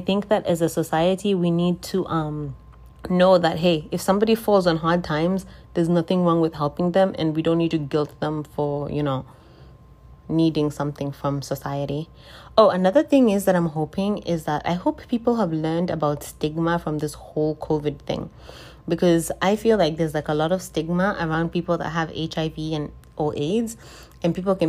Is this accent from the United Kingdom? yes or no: no; Zimbabwe; moved away; I'm from Zimbabwe, if this is your first time listening, I'm from Zimbabwe.